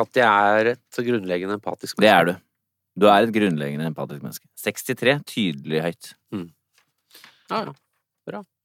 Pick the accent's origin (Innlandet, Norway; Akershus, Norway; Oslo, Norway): Akershus, Norway; Nesodden; Når jeg vokste opp um, på Nesodden